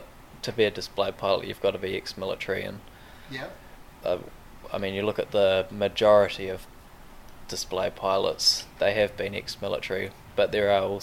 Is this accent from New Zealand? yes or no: yes; Wairarapa, Wellington, New Zealand; growing up around Wings Over Wairarapa